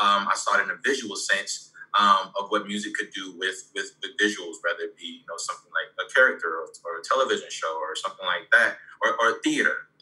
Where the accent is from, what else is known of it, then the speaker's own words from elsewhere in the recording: Savannah, Georgia, United States; now in Orlando, United States; I'm originally from Savannah, Georgia. I reside in Orlando, Florida